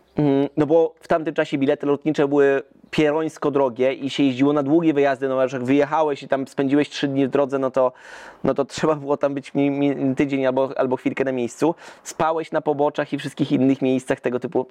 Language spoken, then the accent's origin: Polish; Zielona Góra, Lubusz Voivodeship, Poland; my jesteśmy wycieczką z Zielonej Góry